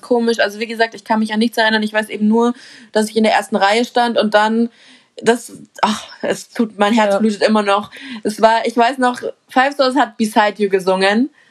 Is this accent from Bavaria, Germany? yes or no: yes; Munich, Bavaria, Germany; bei uns in München